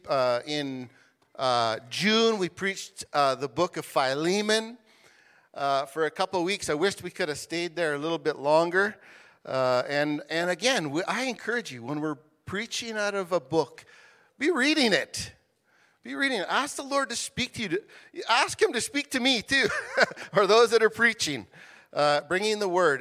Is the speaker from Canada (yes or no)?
yes; Canada; as Canadian citizens